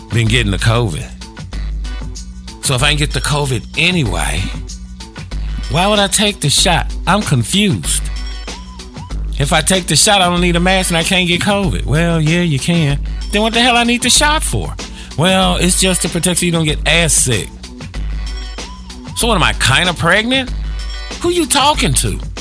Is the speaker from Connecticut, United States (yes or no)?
no; Chicago, Illinois, United States; also born or lived in Gary, Indiana; I grew up in the Chicago area.